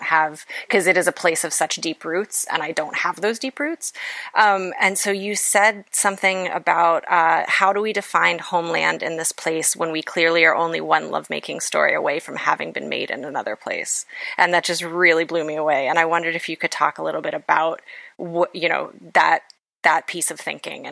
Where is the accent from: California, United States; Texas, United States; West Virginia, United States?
West Virginia, United States; I come from West Virginia. I'm Appalachian, but I'm first generation Appalachian, which, you know, is not like a big deal. It's like my parents just came from like New Jersey and Pennsylvania.